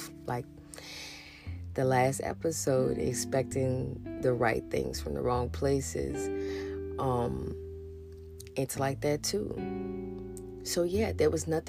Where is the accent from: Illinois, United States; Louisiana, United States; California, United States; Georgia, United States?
Louisiana, United States; New Orleans; I'm from New Orleans